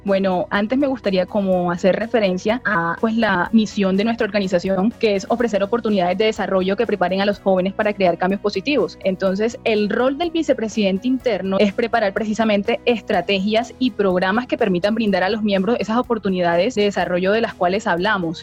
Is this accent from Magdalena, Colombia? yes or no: no; Barranquilla, Atlántico, Colombia; moved away as an adult; now in Bogotá, Colombia; mi ciudad natal, Barranquilla